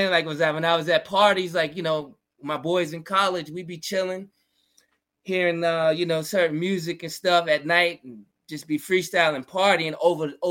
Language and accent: English; New York, United States; also born or lived in Georgia / Virginia; Yeah, I'm from originally from New York. Yeah, but I spent time in the South, in Georgia and Virginia, and came back up here like for college and stuff.